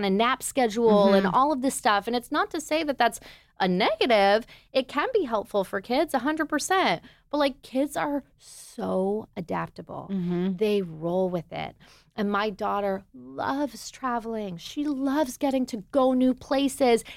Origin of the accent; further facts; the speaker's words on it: Toronto, Ontario, Canada; moved away as an adult; also born or lived in New York; now in Nashville, United States; I'm from Toronto. As we said, I'm Canadian